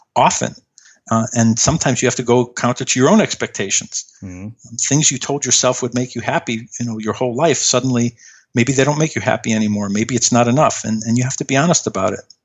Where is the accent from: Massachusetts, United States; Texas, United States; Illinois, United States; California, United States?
Illinois, United States; Chicago; I grew up in Chicago